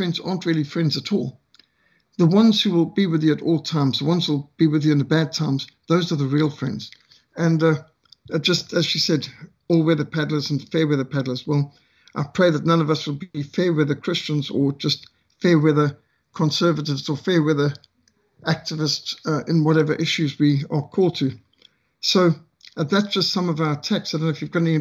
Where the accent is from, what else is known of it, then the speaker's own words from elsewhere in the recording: Zimbabwe; now in South Africa; I'm from Rhodesia